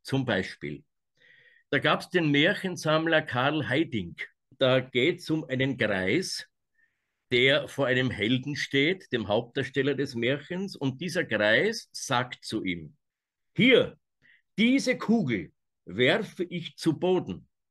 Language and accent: German; Austria; aus meiner Heimat, dem Nordwald. Das ist ganz oben in Österreich